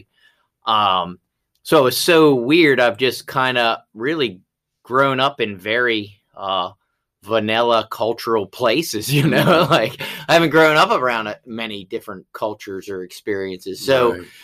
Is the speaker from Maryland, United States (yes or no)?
yes; Baltimore, Maryland, United States; also born or lived in Rising Sun, Maryland; I grew up in Baltimore City in a predominantly white neighborhood in the city